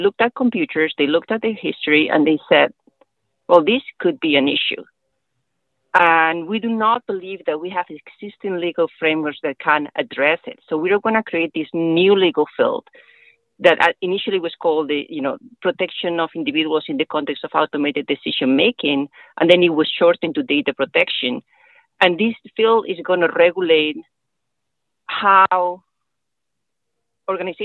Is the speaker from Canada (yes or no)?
no; Spain; now in United States; I am attorney in Spain. I'm originally from Spain.